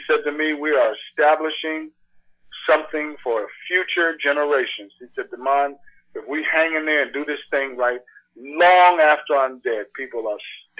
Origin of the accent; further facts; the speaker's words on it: New York City, New York, United States; I'm from Sugar Hill, from Harlem.